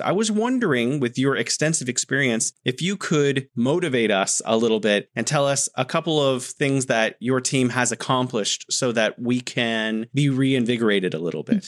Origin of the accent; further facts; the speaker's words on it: United States; now in China; I'm an American. I love America. I have my family is there.